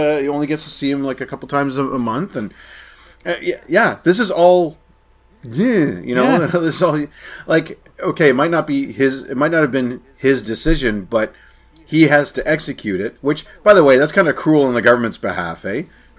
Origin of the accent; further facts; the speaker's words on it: Scotland, United Kingdom; also born or lived in United States; I'm also Scottish, but we were raised in America partially, so I dumped the accent, you know.